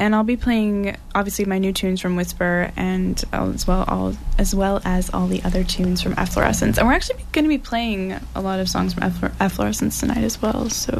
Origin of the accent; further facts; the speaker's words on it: Concord, New Hampshire, United States; I am from Concord, New Hampshire. I'm a singer-songwriter from Concord, New Hampshire.